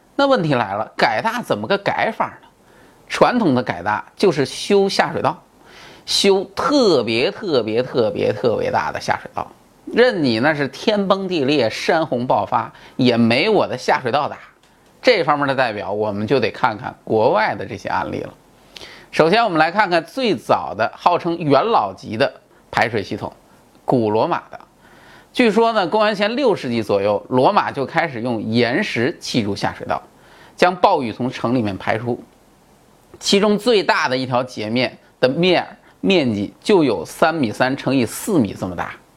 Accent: China; 我们中国人

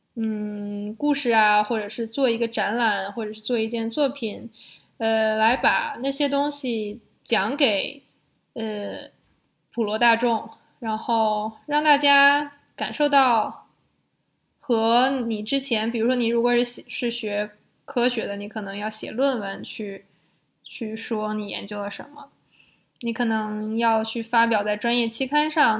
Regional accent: China; now in Netherlands; 我们中国人

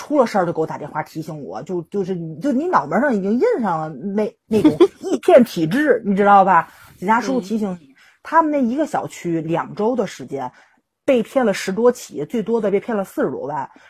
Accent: Tianjin, China; 我们天津市

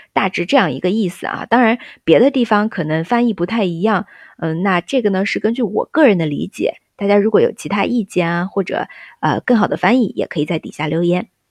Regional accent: China; 就像我们中国人说数字八的时候

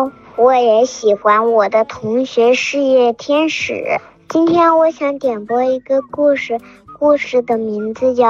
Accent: Nanjing, Jiangsu, China; 我今年四岁半了，我来自南京。

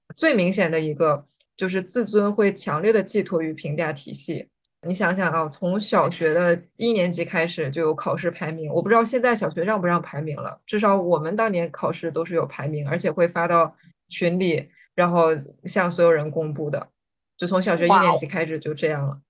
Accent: Jilin, China; 我是来自吉林省

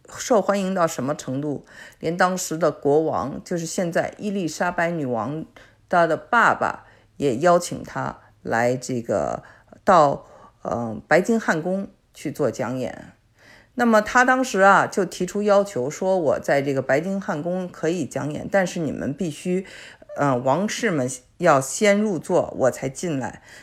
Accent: China; now in Canada; 因为我是我们是从中国过来的，所以呢，我觉得我还是很理解他。

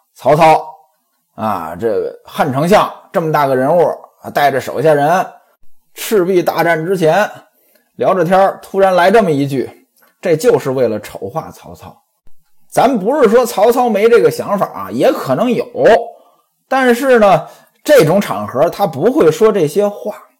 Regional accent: northern China, China; 在我们北方呀，反正在我老家呀

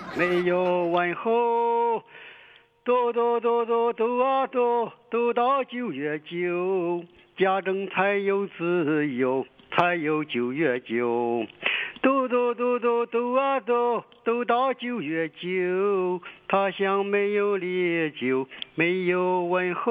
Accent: Pingdu, Shandong, China; accent: Shandong; also born or lived in Dalian, Liaoning; 我从小这个在家照顾叔叔婶子，哦。我就到山东了

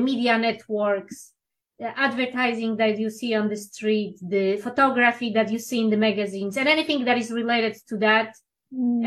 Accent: Poland; English is a second language; moved away as an adult; now in Los Angeles, United States; I'm originally from Poland

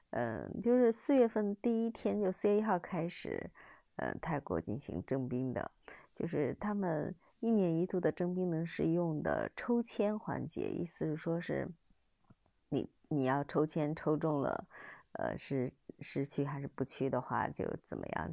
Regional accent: China; 我们出生在我们中国，成为我们中国人啊

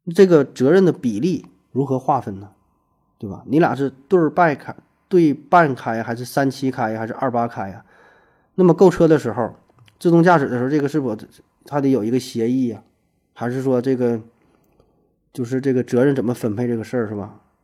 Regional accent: Northeast China, China; accent: Northeastern (Dongbei); 我说话带东北口音

